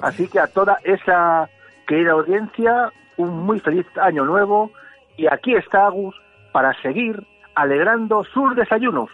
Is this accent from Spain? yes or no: yes; Spain; Yo soy de Reyes Magos, yo soy español.